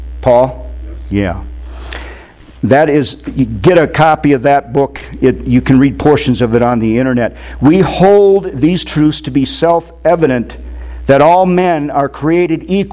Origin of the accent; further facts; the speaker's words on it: Windom, Minnesota, United States; moved away; my hometown of Windom, Minnesota